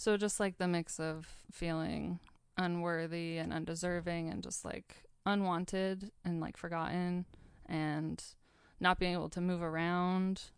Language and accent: English; Sandpoint, Idaho, United States; moved away as an adult; also born or lived in Mission Viejo, California / Spokane, Washington; now in Seattle, United States; when I was about four, about to turn five, we moved to the beautiful Sandpoint, Idaho. Um, and that's where my youngest sister Holly was born. And we've all grown up here